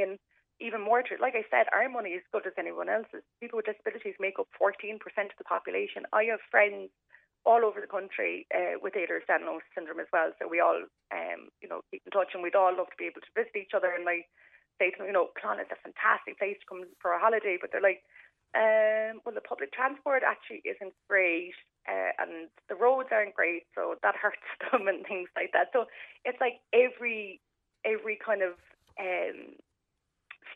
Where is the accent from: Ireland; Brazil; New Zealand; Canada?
Ireland; Ballincollig, Munster; now in Clonakilty, Ireland; I'm originally from Ballincollig, and when we moved to Clonakilty when I was 17